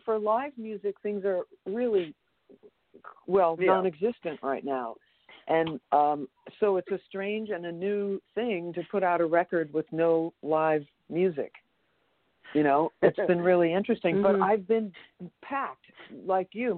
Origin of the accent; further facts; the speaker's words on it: New York City, New York, United States; moved away; also born or lived in Massachusetts / Baltimore / Los Angeles / Seattle; I am from New York, New York. A city so crazy that they had to name it twice. I've lived all around